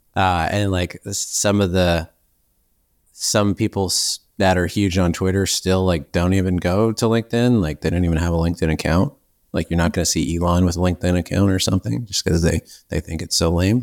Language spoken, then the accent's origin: English; Canada; also born or lived in Victoria, British Columbia; I'm actually Canadian, so I'm on an island near Seattle